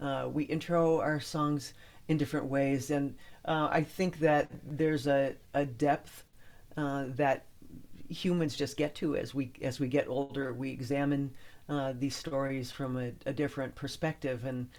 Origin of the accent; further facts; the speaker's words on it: Midwest, United States; accent: Midwestern; It's just my Midwestern accent.